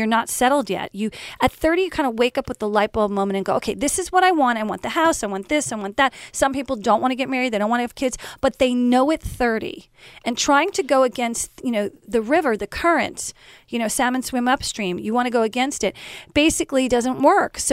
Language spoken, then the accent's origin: English; Short Hills, New Jersey, United States; when I was growing up in Short Hills